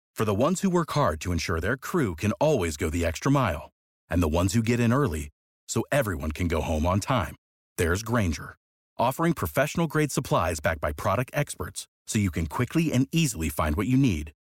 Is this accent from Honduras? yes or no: yes; Honduras; accent: Honduran; se me salió el hondureño